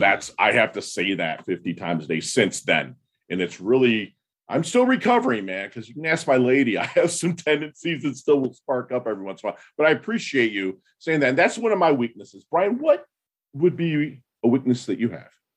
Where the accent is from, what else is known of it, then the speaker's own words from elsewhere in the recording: Midwest, United States; I'm from the Midwest.